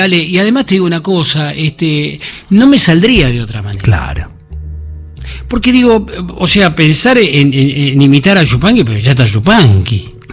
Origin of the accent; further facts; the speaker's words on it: Buenos Aires, Argentina; dedicada a mi barrio de San Cristóbal